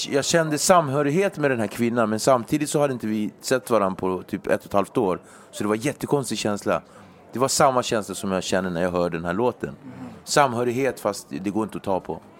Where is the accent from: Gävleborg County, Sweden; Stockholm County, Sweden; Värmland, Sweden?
Stockholm County, Sweden; Nacka; Jag är uppväxt i Nacka, där är bara vita.